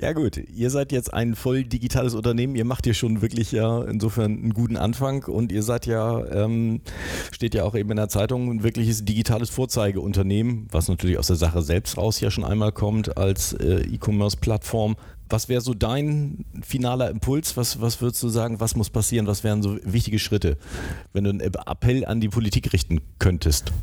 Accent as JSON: {"language": "German", "country": "Germany", "said": "als Deutsche"}